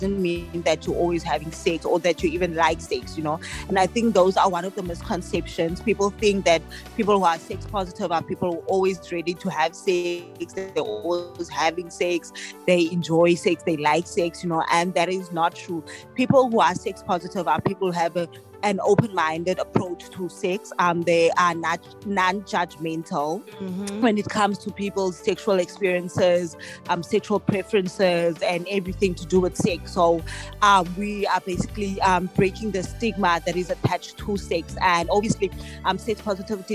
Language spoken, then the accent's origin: English; Mossel Bay, Western Cape, South Africa; I'm from Muscle Bay, which is like 4 hours, 5 hours away from Cape Town